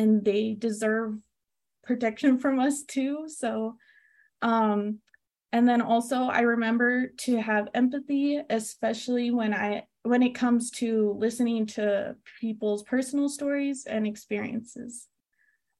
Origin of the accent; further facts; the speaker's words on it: Las Cruces, New Mexico, United States; also born or lived in California; I am from California, but after moving to New Mexico at a young age to be closer to family, I now consider my home to be Las Cruces